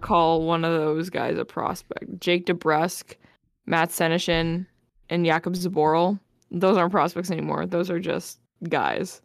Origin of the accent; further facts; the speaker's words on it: Winnipeg, Manitoba, Canada; we all know that if we're from Winnipeg